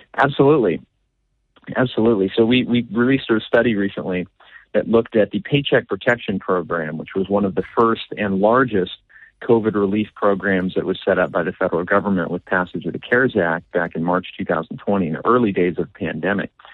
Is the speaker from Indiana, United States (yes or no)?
no; Washington, United States; I did grow up in, out here in Washington